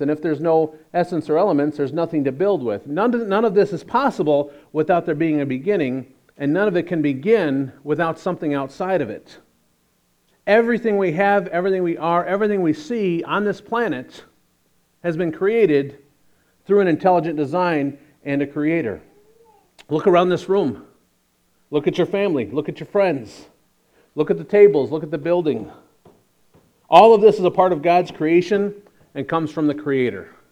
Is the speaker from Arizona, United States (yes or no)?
no; Chicago, Illinois, United States; we're from Chicago